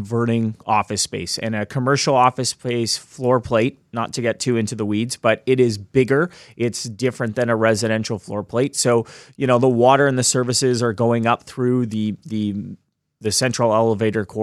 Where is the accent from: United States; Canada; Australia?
Canada; Hamilton, Ontario; now in Toronto, Canada; I grew up in Hamilton